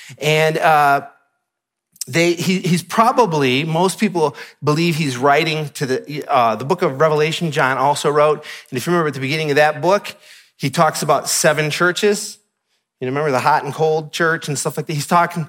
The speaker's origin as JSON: {"language": "English", "region": "Michigan", "country": "United States", "said": "And if you're from Utah, you may take this for granted, but I'm from Michigan, so I don't."}